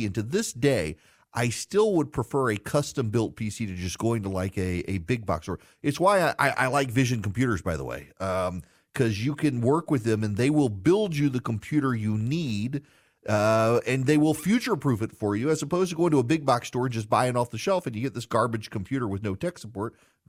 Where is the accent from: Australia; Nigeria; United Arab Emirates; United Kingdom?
United Arab Emirates; Dubai; I grew up, yes, in Dubai, Charlie. So when I was growing up in the Middle East, we were the only family in our school that did not have a computer.